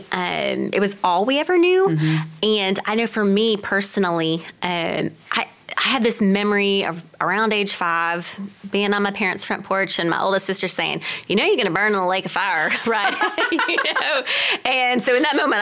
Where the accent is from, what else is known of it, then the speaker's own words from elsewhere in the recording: Weatherford, Texas, United States; I'm from Weatherford, which is west of Fort Worth